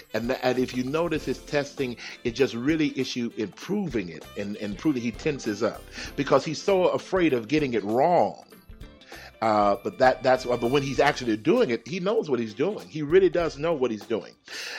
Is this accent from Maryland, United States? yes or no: no; Houston, Texas, United States; I enjoy the cold because I'm from Texas. I'm from Houston. We didn't even have no snow.